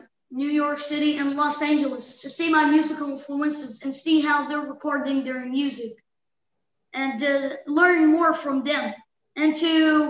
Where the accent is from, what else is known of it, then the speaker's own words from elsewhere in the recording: Gaza, Gaza Strip, Palestine; It could be about growing up in Gaza.